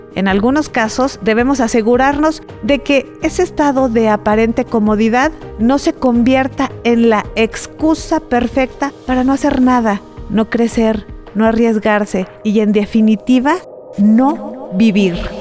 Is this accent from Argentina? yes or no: no; Mexico; darnos la mano como mexicanos